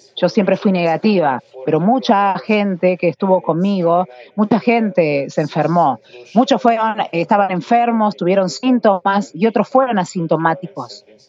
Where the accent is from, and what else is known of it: Argentina